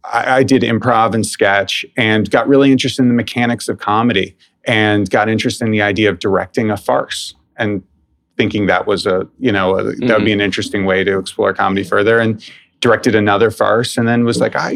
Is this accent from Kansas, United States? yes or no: no; New York City, New York, United States; I grew up in New York City, went to school here